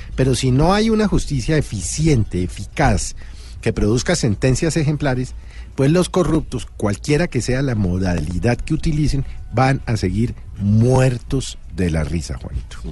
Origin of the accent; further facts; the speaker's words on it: Colombia; como ciudadano, como colombiano